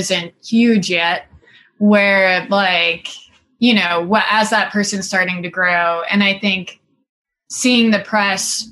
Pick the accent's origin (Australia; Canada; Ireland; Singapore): Singapore; moved away as an adult; now in Los Angeles, United States; I grew up in Singapore, and then I moved to the United States to go to college.